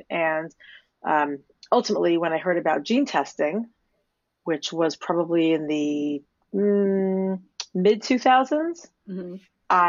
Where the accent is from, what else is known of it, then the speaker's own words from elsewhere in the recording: New York City, New York, United States; moved away as an adult; now in London, United Kingdom; I'm a nice Jewish girl from Staten Island